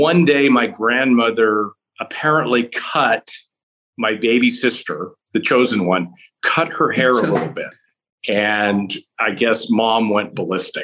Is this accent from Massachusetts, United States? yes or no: no; Chicago, Illinois, United States; growing up was interesting. We were in Chicago